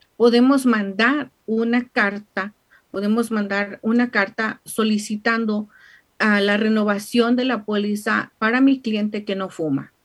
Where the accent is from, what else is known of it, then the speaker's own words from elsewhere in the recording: Mexico; now in United States; como típica mexicana